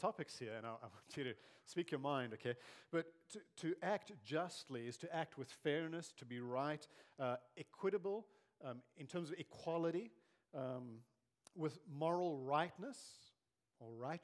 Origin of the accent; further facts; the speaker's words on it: South Africa; growing up in South Africa in the 80s and early 90s